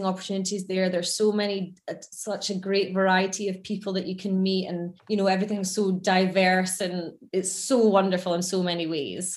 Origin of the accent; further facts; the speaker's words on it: Scotland, United Kingdom; moved away as an adult; also born or lived in London; being from Scotland